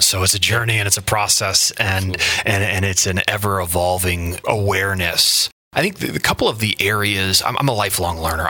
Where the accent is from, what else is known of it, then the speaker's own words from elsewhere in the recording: Indiana, United States; moved away as an adult; also born or lived in Boston, Massachusetts; now in Quincy, United States; I grew up in the, the Midwest Midwest Indiana